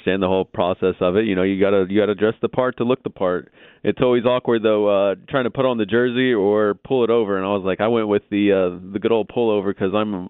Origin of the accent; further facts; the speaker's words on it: Texas, United States; I mean, again, with me being a Texan, for me, it's more the fact that it's close to home.